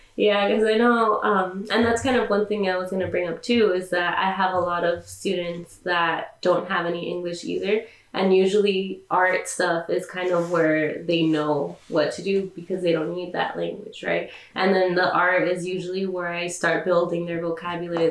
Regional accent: California, United States; I was born in California, but my parents are Mexican

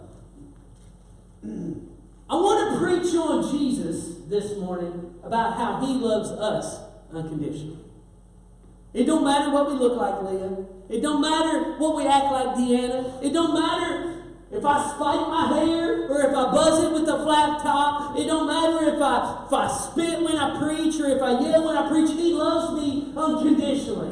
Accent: Kentucky, United States; now in West Virginia, United States; I'm a Kentucky boy living in West Virginia

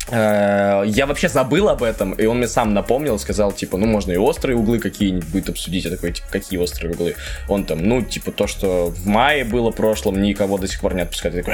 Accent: Minsk, Belarus; Я сам из Минска, и даже там начал выходить локальный проект.

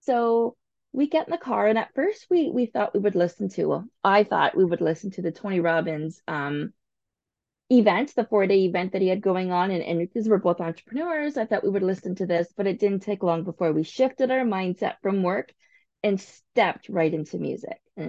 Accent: St. Thomas, Ontario, Canada; I grew up in St. Thomas

